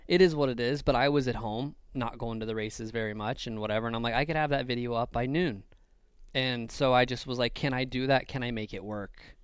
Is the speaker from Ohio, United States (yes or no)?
yes; Ohio, United States; I'm from Ohio. It's the middle of nothing.